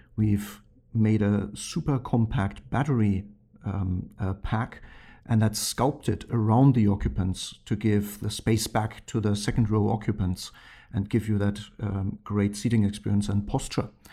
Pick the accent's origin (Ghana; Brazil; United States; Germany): Germany; moved away; growing up in Germany